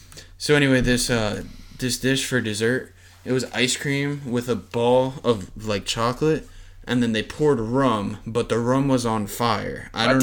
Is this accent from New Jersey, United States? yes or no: no; Florida, United States; we're from Florida